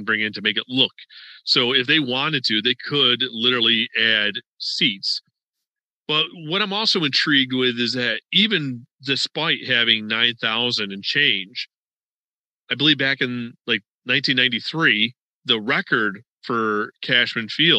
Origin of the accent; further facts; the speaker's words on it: New York, United States; now in Florida, United States; I was from New York and you have your ties to New York.